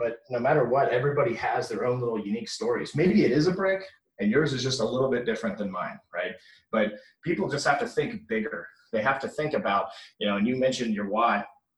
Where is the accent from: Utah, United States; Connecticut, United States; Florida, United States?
Florida, United States; Orlando; It's the house that I grew up in Orlando, Florida.